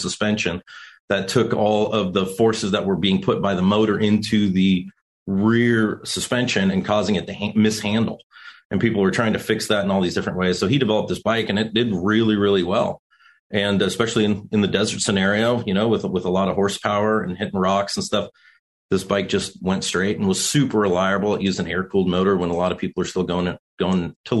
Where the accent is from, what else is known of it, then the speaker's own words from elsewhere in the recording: California desert, United States; we grew up out here in the California desert riding with my father